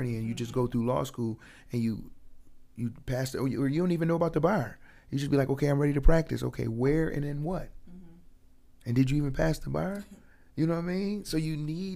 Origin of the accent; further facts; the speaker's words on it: Buffalo, New York, United States; growing up in Buffalo